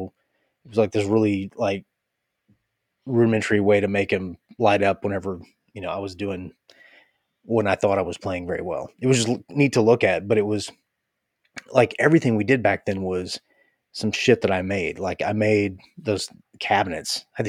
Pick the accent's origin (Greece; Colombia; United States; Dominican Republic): Greece; Athens, Attica; Athens, Greece.